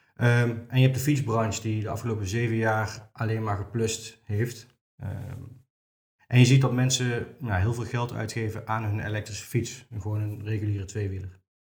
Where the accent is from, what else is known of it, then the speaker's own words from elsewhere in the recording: Venray, Limburg, Netherlands; now in Nijmegen, Netherlands; Ik kom oorspronkelijk uit Venray. Eh, woon in Nijmegen nu.